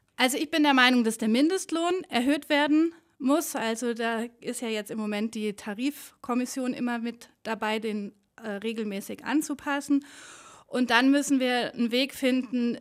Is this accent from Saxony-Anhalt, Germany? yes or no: no; Aachen, North Rhine-Westphalia, Germany; accent: Öcher Platt, Rhenish; now in Allgäu, Germany; ich bin ja keine gebürtige Allgäuerin, sondern komme ähm, aus der Ecke von Aachen, also so das Öscherplatt, das Rheinische